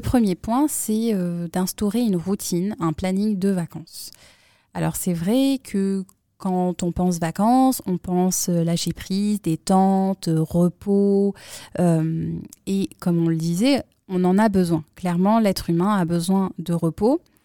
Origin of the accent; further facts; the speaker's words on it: Grenoble, Auvergne-Rhône-Alpes, France; moved away; nous, on vient de Grenoble